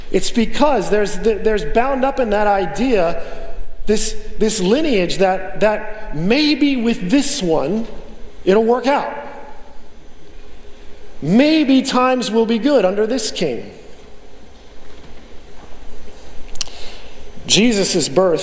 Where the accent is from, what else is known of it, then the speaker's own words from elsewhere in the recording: United States; moved away; I'm an American